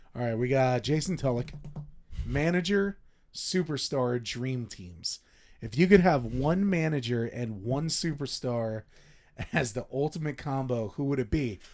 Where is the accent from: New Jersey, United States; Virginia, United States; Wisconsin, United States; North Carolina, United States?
New Jersey, United States; I'm from Jersey